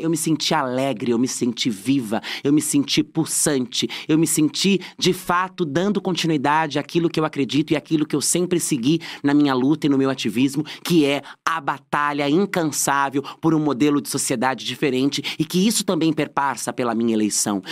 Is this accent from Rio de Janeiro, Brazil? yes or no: no; Francisco Morato, São Paulo, Brazil; A minha infância eu cresci em Francisco Morato, criada pelas minhas avós